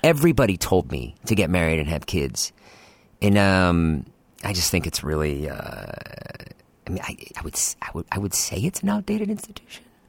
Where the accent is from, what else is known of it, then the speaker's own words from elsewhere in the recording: Boston, Massachusetts, United States; I grew up in Boston, in the suburbs